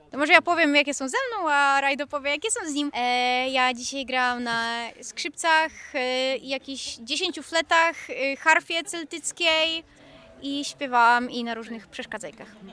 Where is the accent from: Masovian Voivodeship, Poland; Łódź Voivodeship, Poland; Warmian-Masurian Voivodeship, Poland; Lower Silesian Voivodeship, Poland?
Lower Silesian Voivodeship, Poland; Wrocław; jesteśmy z Wrocławia